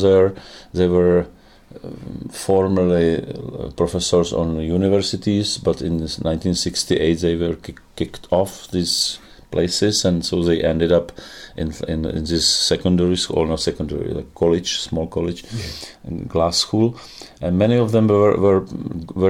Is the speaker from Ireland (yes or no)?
no; Dubí, Ústí nad Labem Region, Czechia; English is a second language; also born or lived in Teplice; it was in my hometown, which was called actually Duby, which is not even Teplice. Teplice, I say always, Teplice is my born town